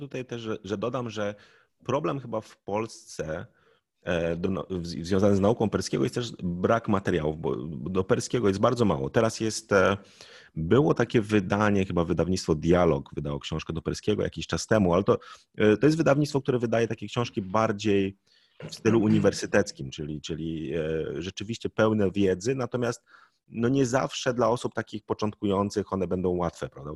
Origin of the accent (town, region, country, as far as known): Poland